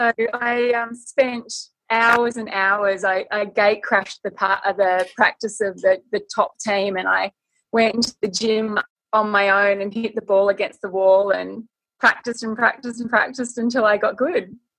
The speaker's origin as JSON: {"language": "English", "town": "Gold Coast", "region": "Queensland", "country": "Australia", "tie": "born or raised there", "also_born_or_lived": "Borneo / Solomon Islands / New Guinea / Fiji", "said": "I grew up a lot in the South Pacific Islands. My dad was in forestry. And so we sort of grew up from when I was about 5 years old in Borneo, Solomon Islands, New Guinea, Fiji. And when I was about 10, I ended up coming back here to the Gold Coast"}